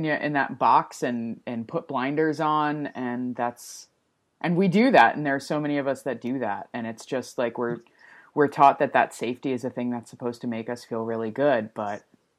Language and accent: English; New Jersey, United States; moved away as an adult; now in Portland, United States; I'm from New Jersey originally. I moved to Portland in 2013 and I moved here.